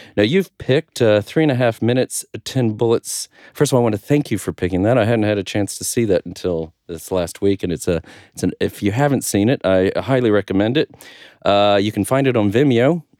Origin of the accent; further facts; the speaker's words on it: United States; as an American